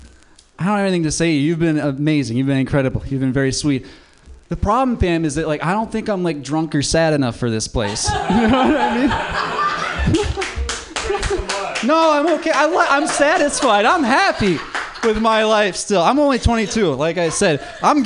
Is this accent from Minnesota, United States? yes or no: yes; Minnesota, United States; moved away; I'm not from LA. I'm from Minnesota